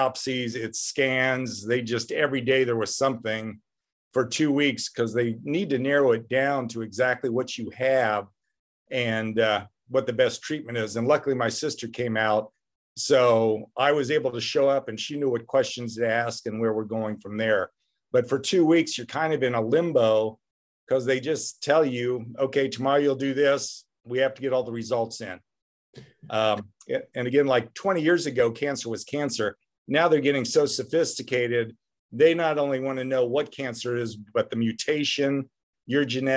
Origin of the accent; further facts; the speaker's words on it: Midwest, United States; growing up in the Midwest